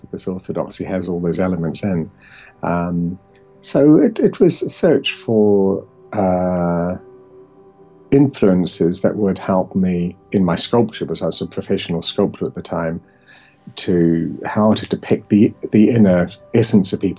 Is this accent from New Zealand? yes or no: yes; New Zealand; moved away as an adult; now in England; I was raised in New Zealand, but born in England.